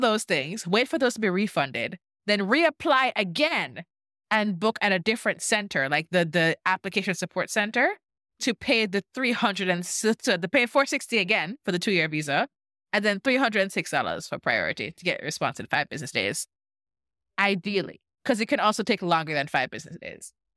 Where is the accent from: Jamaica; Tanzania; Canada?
Jamaica; now in United States; I'm Jamaican, y'all know I'm Jamaican